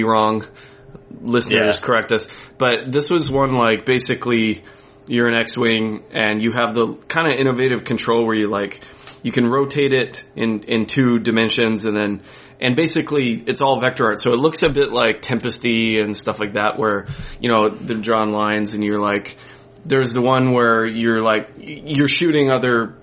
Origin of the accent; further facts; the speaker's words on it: Boulder, Colorado, United States; I grew up in Boulder, Colorado